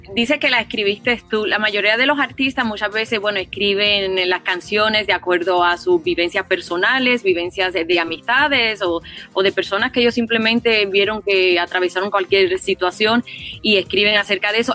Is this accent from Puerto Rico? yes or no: yes; Puerto Rico; moved away; also born or lived in Los Angeles; como puertorriqueña